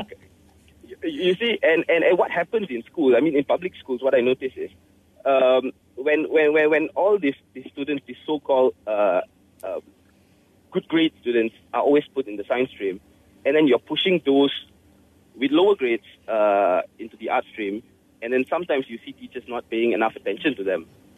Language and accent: English; Penang, Malaysia; moved away as an adult; now in Kuala Lumpur, Malaysia; I'm from Penang, but I've been working in KL for the past 10 years